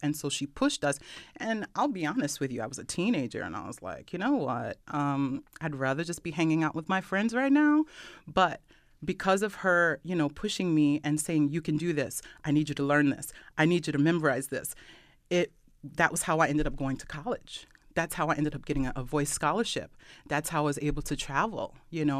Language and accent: English; Brockport, New York, United States; also born or lived in Rochester, New York; I grew up Rockport, New York. Yay, Brock Brook class of ninety-five